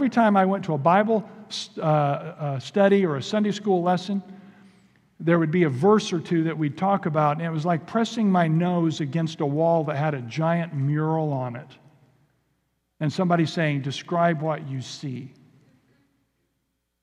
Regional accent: Indiana, United States; moved away; also born or lived in Kentucky; We're actually from Indiana originally. We moved to Kentucky for seminary. But I grew up on gravel roads and in cornfields

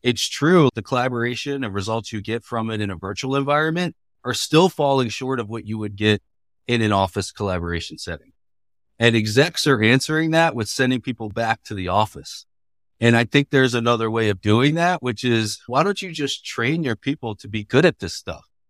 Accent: Baltimore, Maryland, United States; moved away as an adult; now in Bay Area, United States; That's my hometown

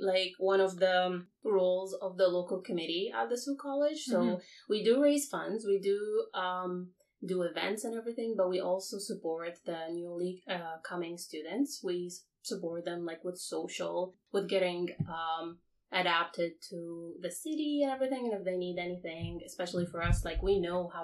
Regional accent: Iraq; moved away as an adult; now in Canada; I'm from Iraq originally. I came here to Canada 3 years ago

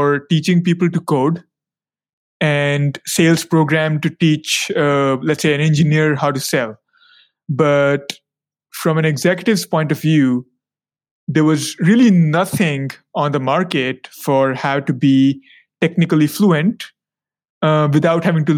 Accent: India; moved away; also born or lived in China / United States; I am originally from India. I got my formal education in India and then China and then the USA

